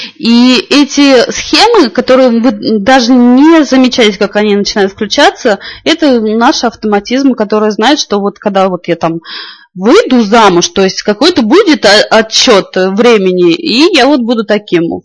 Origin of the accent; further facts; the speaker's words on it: Moscow Oblast, Russia; Я из Москвы